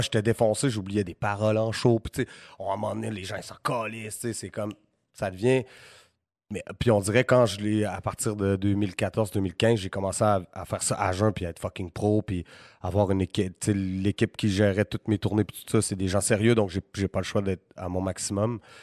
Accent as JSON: {"language": "French", "town": "Quebec City", "region": "Quebec", "country": "Canada", "tie": "born or raised there", "said": "C'était ma ville"}